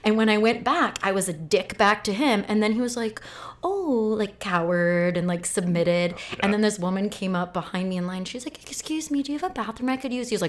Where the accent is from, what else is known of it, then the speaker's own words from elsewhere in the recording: Phoenix, Arizona, United States; Like, I grew up